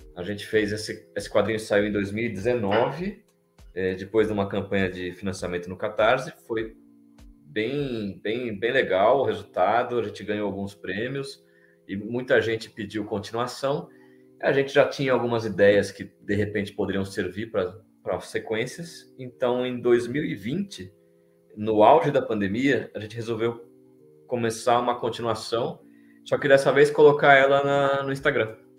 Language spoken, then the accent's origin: Portuguese; São Paulo, Brazil; eu sou de São Paulo